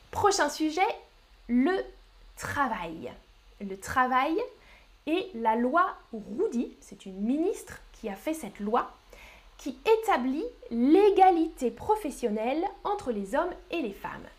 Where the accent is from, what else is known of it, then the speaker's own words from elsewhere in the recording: France; Oui, je suis française, je suis française